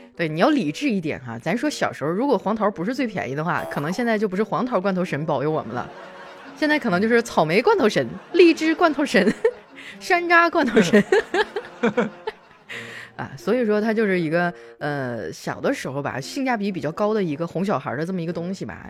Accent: Northeast China, China; 其实我们东北人呢，可能会有一些延续至今的一些小迷信

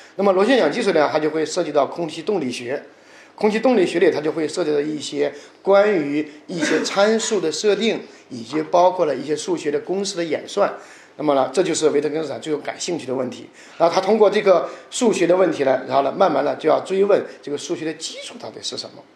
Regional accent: China; 就像我们中国人传统的读四书五经一样

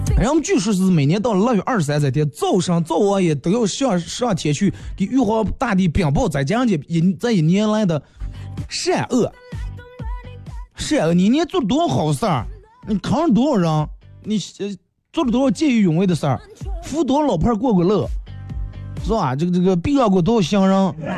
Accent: China; 我是中国人

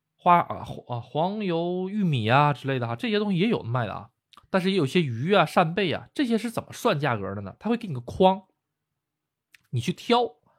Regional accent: Northeast China, China; now in Japan; 咱们东北人说的膏儿哈

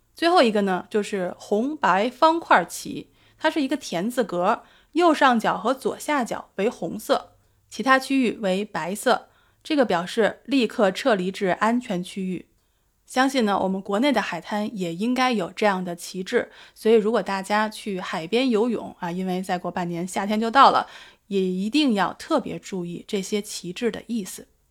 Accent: Beijing, China; now in Sydney, Australia; 我的家乡北京

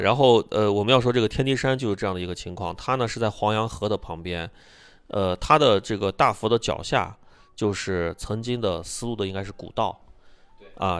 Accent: near Lanzhou, central Gansu, China; 我的这个老家是在甘肃的中部，离兰州很近嘛，我长大的地方

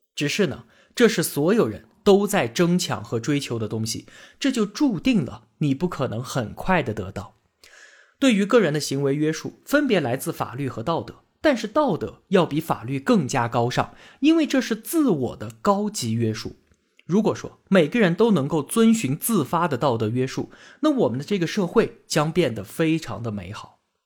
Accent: China; 我们中国人是一个什么样的精神状态

